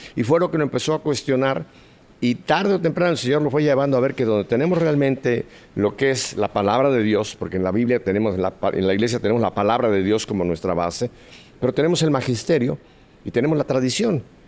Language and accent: Spanish; Mexico City, Mexico; yo soy nacido en Ciudad de México con mucho orgullo, soy mexicano